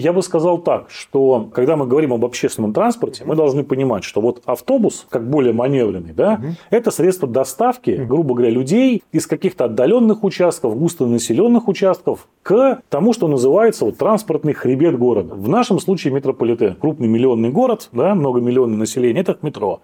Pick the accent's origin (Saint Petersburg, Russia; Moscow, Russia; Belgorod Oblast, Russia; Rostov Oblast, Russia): Saint Petersburg, Russia; как коренной петербуржец